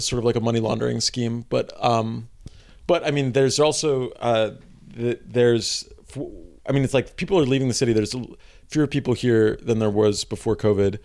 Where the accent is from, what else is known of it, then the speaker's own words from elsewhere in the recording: New York City, New York, United States; I grew up in Greenpoint